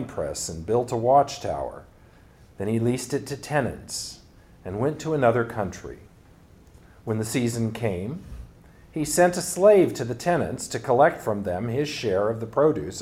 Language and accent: English; California, United States; moved away as an adult; now in Pacific Northwest, United States; the churches that I grew up in California